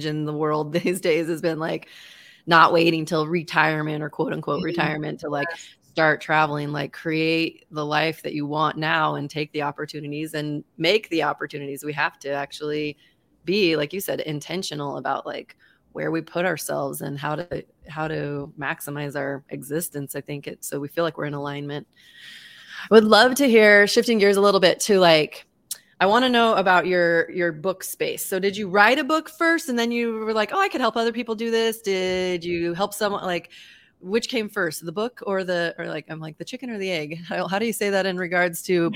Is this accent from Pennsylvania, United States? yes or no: no; Boise, Idaho, United States; I was not only born and raised in Boise, Idaho, but I still live here. I've never actually lived anywhere else.